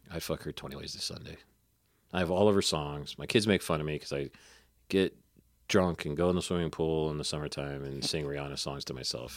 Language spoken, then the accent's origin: English; Northern Ohio, United States; I'm from Northern Ohio, but that's just Great Lakes